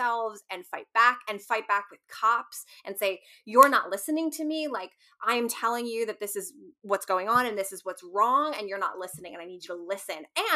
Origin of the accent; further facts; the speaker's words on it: United States; we're from the States